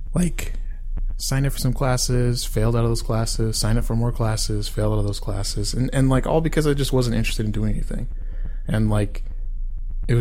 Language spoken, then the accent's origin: English; Sacramento, California, United States; born and raised in Sacramento, California, best city in California